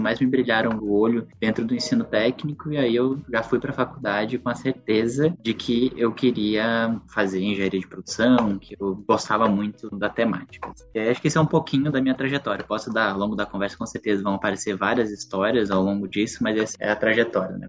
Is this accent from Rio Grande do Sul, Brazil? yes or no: no; a town near Curitiba, Paraná, Brazil; Eu sou paranaense, é de uma cidade pertinho de Curitiba.